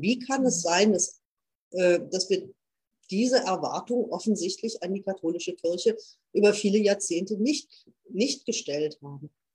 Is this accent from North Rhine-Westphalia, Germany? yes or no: yes; Münsterland, North Rhine-Westphalia, Germany; hier bei uns im Münsterland